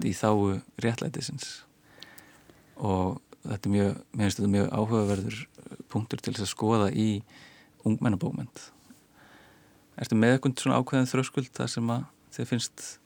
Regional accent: Iceland

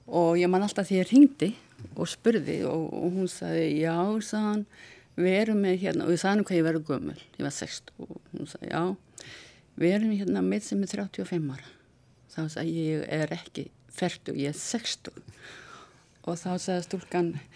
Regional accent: Vestmannaeyjar, Southern Region, Iceland; ég fættu upp alveg í Vestmannum

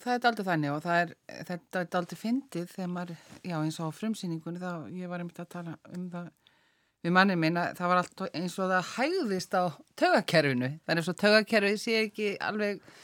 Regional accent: Reykjavík, Capital Region, Iceland; moved away as an adult; also born or lived in Paris; Ég er úr Reykjavík, eh, ég fætt í Reykjavík

